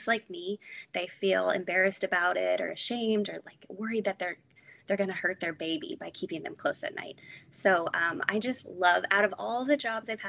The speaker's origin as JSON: {"language": "English", "region": "California", "country": "United States", "moved": "yes", "lives_now": "Texas, United States", "said": "I'm originally from California"}